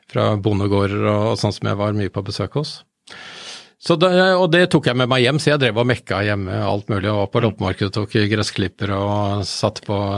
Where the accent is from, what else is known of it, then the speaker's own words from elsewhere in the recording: Bærum, Akershus, Norway; Jeg er fra Bærum.